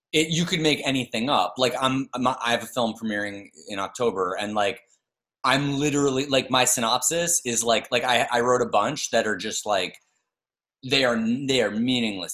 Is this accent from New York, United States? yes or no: yes; New York, United States; I'm from New York, but I came back to New York